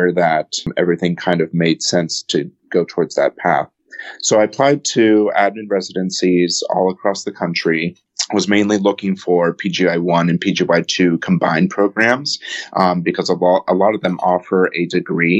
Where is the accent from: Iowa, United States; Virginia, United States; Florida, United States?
Virginia, United States; Alexandria; now in California, United States; I was born and raised in Alexandria, Virginia